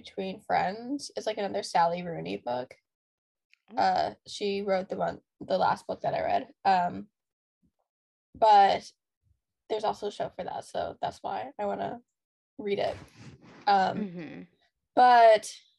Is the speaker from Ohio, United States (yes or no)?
yes; near Kent, Ohio, United States; we're from Kent because that's the only way to describe where we're